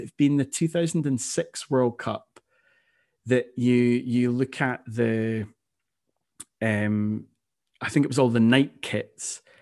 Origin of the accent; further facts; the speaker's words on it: Scotland, United Kingdom; being Scottish, Scotland is my national team